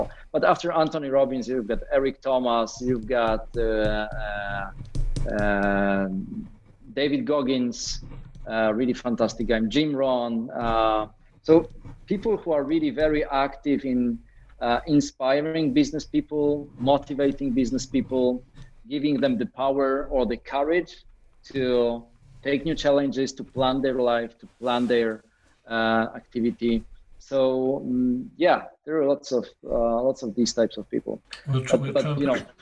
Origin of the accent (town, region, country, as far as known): Poland